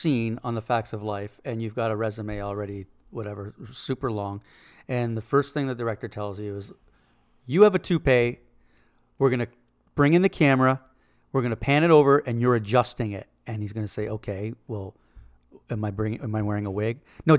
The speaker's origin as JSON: {"language": "English", "country": "Canada", "also_born_or_lived": "Toronto", "moved": "as an adult", "said": "I'm Canadian, and I was living in Canada."}